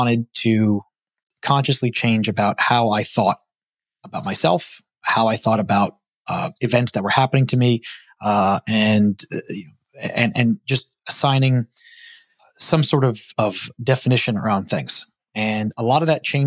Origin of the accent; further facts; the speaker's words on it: New York City, New York, United States; moved away as an adult; also born or lived in Long Island, New York / Los Angeles area, California; now in Georgia, United States; I grew up in Brooklyn, New York